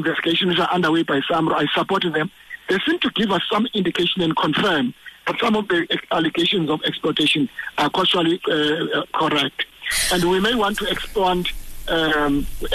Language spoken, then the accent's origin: English; South Africa; we as South Africans